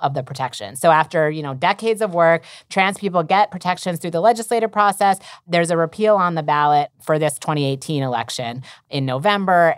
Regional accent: Massachusetts, United States; in Massachusetts, um, my home state

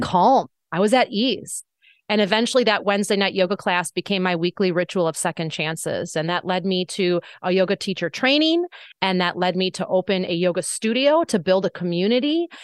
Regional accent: Wisconsin, United States; my small hometown in Wisconsin

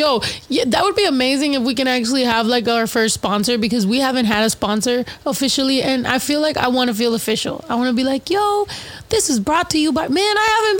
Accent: East Coast, United States; Like, I'm from the East Coast. How fucking dare you?

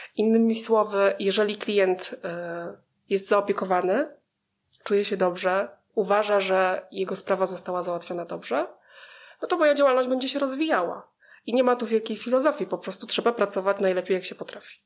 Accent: Małkinia Górna, Masovian Voivodeship, Poland; moved away as an adult; now in Warsaw, Poland; Pochodzę z takiej miejscowości na trasie Warszawa-Białystok, która się nazywa Małkinia

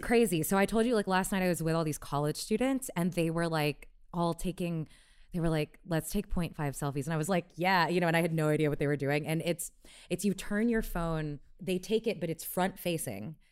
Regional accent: Houston, Texas, United States; moved away as an adult; I grew up in Houston

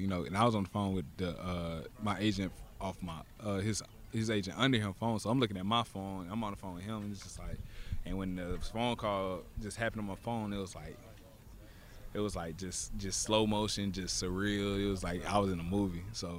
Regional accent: the South, United States; I'm from the South, and it feels just like this down there

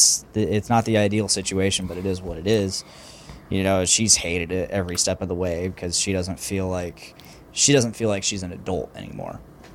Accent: Delphi, Indiana, United States; Delphi, my hometown

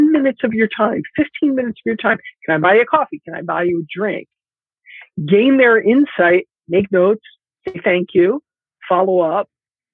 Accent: Philadelphia, Pennsylvania, United States; moved away as an adult; now in California, United States; I was born and raised in Philadelphia

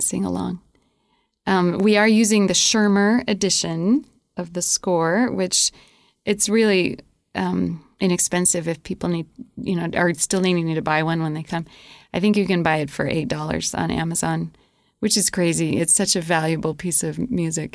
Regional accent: New Mexico, United States; now in Rexburg, United States; I grew up in New Mexico

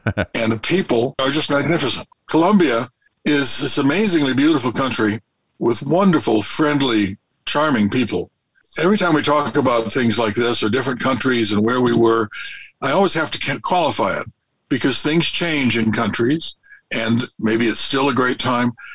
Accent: California, United States; moved away as an adult; we're from California, but we've been full time for 19 and a half years and just living on the road

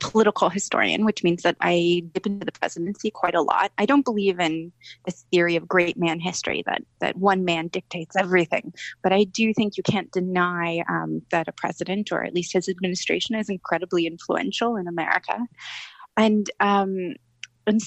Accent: California, United States; I'm from California. I'm a woman.

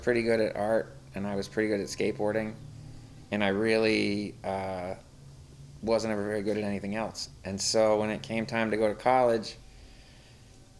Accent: Saratoga Springs, New York, United States; moved away as an adult; also born or lived in Albany, New York; now in San Francisco, United States; I went to junior high and high school in a city called Saratoga Springs

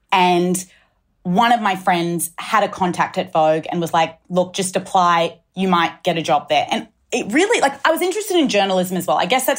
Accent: Sydney, New South Wales, Australia; moved away as an adult; also born or lived in United States / London; Yes, I grew up in Australia, went to school on the North Shore, Pimble Ladies College, was here till I was 18. And then I moved overseas to study in the States.

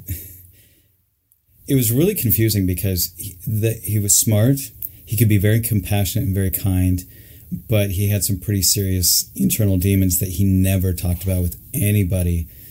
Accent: Salt Lake City, Utah, United States; I grew up in Salt Lake

